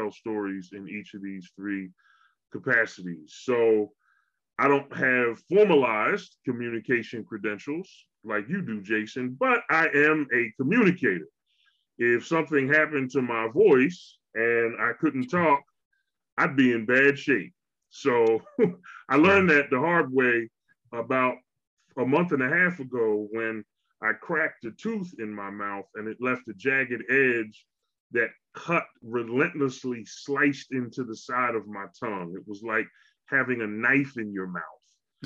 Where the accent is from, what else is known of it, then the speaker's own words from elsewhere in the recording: Philadelphia, Pennsylvania, United States; moved away as an adult; also born or lived in Houston, Texas / Memphis, Tennessee; I am born and raised in Philadelphia